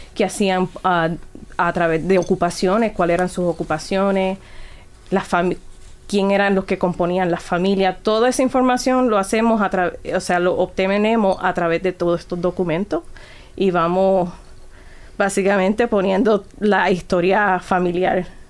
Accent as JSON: {"language": "Spanish", "country": "Puerto Rico", "also_born_or_lived": "New York", "said": "siendo puertorriqueña"}